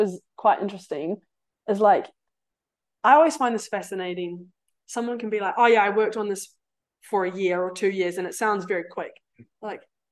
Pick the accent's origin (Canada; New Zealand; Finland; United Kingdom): New Zealand; Cambridge, Waikato; moved away; I'll go back to Waikato because I'm from Cambridge